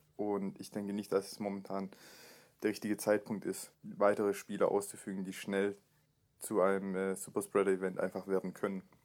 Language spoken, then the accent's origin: German; Treuchtlingen, Bavaria, Germany; ich komme aus Treuchtlingen, das ist in Bayern, ungefähr bei Nürnberg